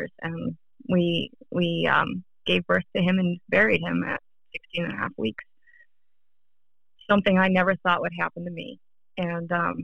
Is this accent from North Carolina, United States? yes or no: yes; North Carolina, United States; also born or lived in Pittsburgh, Pennsylvania; now in Northern Virginia, United States; I was born in Pittsburgh, and I grew up in North Carolina.